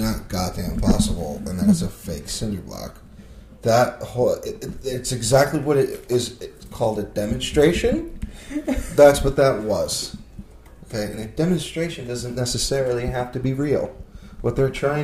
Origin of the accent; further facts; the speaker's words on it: United States; I'm American